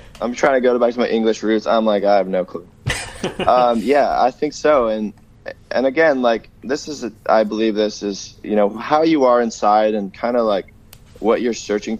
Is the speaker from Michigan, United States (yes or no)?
no; Los Angeles, California, United States; moved away as an adult; also born or lived in Minneapolis; now in Winnipeg, Canada; growing up in Los Angeles area, especially lately, you know, living in El Segundo, which is, you know, more based in the Santa Monica area, and even like West Hollywood